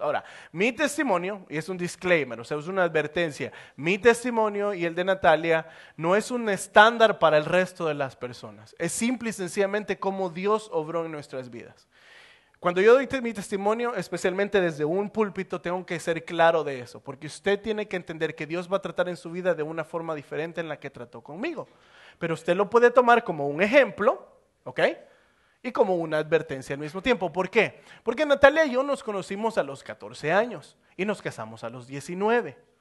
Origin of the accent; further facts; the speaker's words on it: El Salvador; moved away as an adult; now in United States; me tocó salir del Salvador para venirme para Estados Unidos